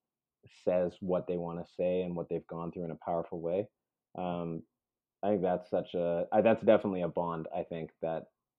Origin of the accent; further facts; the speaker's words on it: Canada; also born or lived in Peru; I was born in Peru. And so I came to Canada as a baby